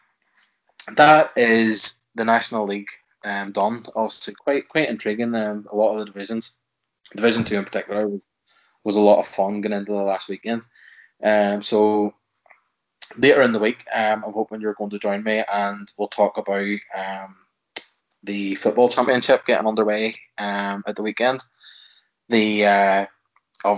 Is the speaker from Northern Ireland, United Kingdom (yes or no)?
yes; Antrim, Northern Ireland, United Kingdom; I'm from Antrim